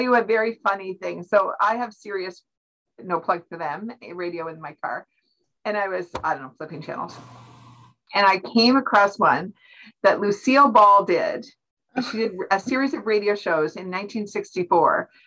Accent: Canada; as Canadians

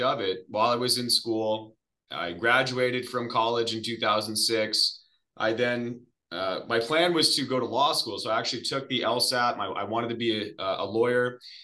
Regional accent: Arizona, United States; I am from Arizona, originally born and raised here, which is pretty rare.

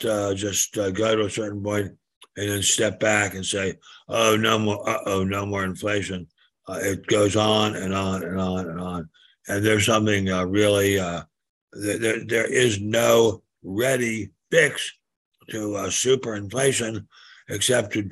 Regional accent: Maryland, United States; my home state of Maryland

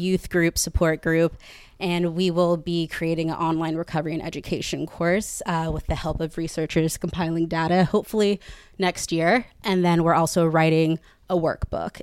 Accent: Katy, Texas, United States; moved away as an adult; now in New York, United States; I'm from Katy, Texas, and I lived a typical Texas life. I was a cheerleader

